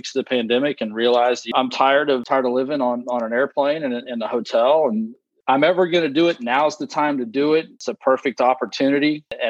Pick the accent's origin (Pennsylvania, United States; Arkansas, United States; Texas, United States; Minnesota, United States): Texas, United States; Round Rock; now in Rockport, United States; So I grew up in the Austin area, kind of North Austin.